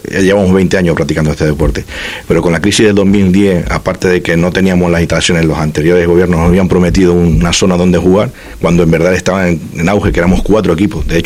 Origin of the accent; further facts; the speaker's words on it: Venezuela; Yo soy hijo de, españoles, pero soy venezolano.